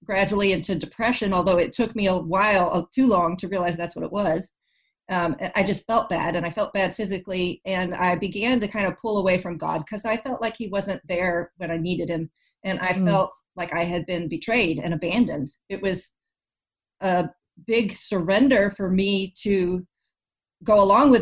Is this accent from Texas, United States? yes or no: yes; Texas, United States; moved away as an adult; now in North Carolina, United States; we're moving back to my home state of Texas